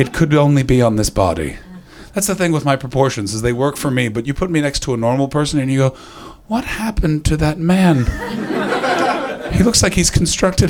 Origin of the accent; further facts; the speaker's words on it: Canada; as a Canadian